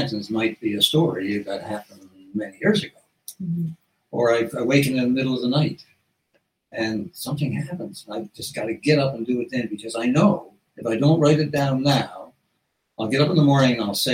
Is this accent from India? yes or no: no; South Coast, Newfoundland and Labrador, Canada; in Newfoundland, like when I grew up in the South Coast